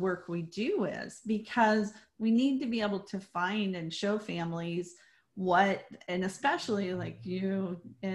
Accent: Colorado, United States; I grew up in Colorado

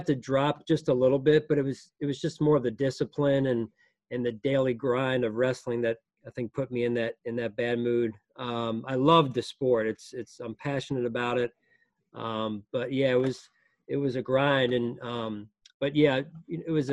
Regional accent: Lansdale, Pennsylvania, United States; I grew up outside of Philadelphia in a suburb called Lansdale.

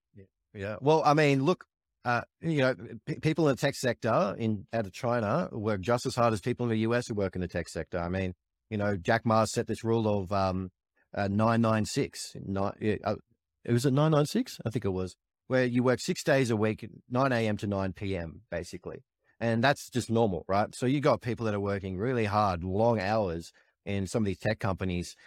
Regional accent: Australia; as an Australian

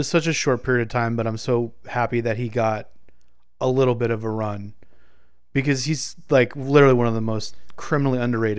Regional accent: Rochester, New York, United States; He looks at me, I'm from Rochester, New York.

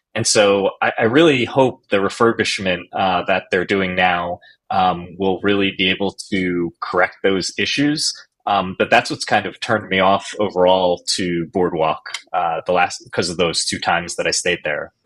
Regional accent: New Jersey, United States; moved away; I'm originally from New Jersey

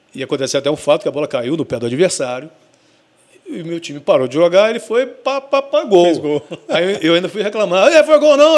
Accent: Rio de Janeiro, Brazil; now in Espírito Santo, Brazil; Eu morava, eu sou carioca, e eu morava num lugar muito de difícil acesso

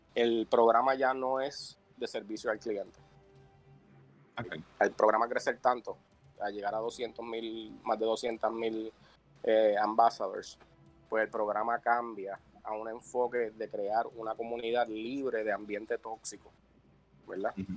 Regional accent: Puerto Rico; soy el único puertorriqueño en el programa

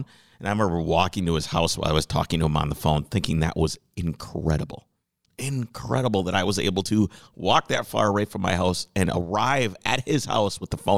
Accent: southeastern Wisconsin, United States; now in Minneapolis, United States; Wisconsin, which is where I grew up

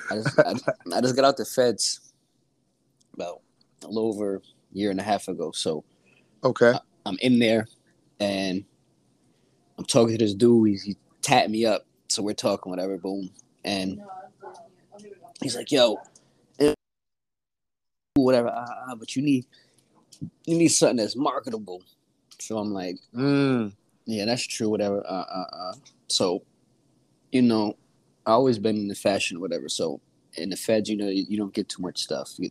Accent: Catskill, New York, United States; now in Albany, United States; York. A little bit up from from eight four five. I'm from five one eight.

